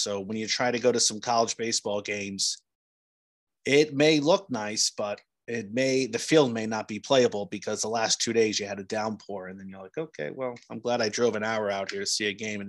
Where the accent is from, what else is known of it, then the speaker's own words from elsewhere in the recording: New Jersey, United States; I'm from New Jersey